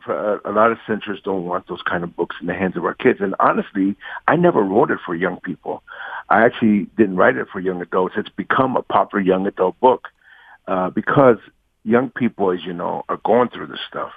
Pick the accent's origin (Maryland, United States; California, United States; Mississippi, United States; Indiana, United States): California, United States; Los Angeles; I grew up in Watts and East